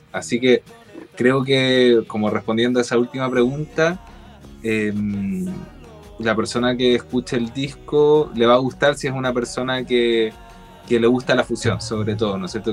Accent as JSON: {"language": "Spanish", "country": "Chile", "also_born_or_lived": "Spain", "moved": "as an adult", "said": "siendo chileno"}